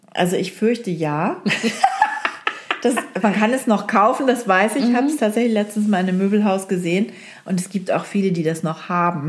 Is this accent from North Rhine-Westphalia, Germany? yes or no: no; Oldenburg, Lower Saxony, Germany; moved away; also born or lived in Hamburg; in Oldenburg, äh, wo ich aufgewachsen bin